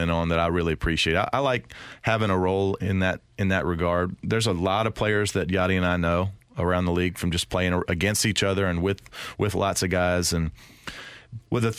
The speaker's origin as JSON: {"language": "English", "region": "the South", "country": "United States", "said": "I'm from the South"}